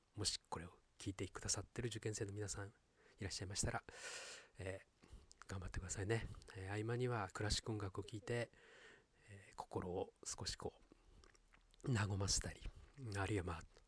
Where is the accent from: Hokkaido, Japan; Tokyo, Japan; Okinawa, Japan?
Hokkaido, Japan; Sapporo; moved away; 私はですね北海道札幌出身